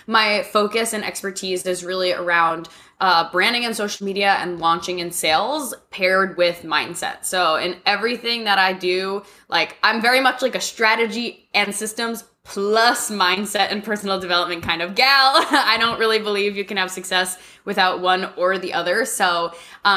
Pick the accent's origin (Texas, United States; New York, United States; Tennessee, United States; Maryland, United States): New York, United States; moved away as an adult; now in Nashville, United States; I grew up in New York